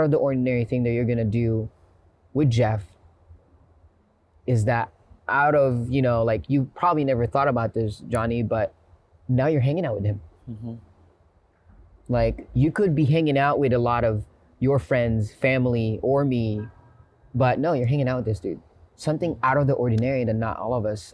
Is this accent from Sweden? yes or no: no; Philippines; now in United States; And I grew up in the Philippines, and growing up in the Philippines, I had to be street smart